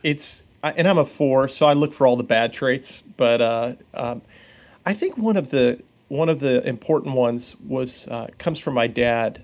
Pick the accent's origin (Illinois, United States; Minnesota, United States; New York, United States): New York, United States; Long Island; I grew up on Long Island